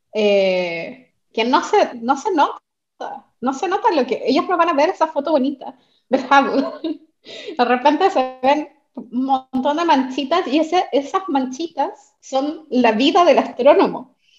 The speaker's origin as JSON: {"language": "Spanish", "town": "Santiago", "region": "Santiago Metropolitan Region", "country": "Chile", "tie": "born or raised there", "said": "cuando era niña una vez mi mamá me llevó al planetario de Santiago. Eh, yo soy de Santiago"}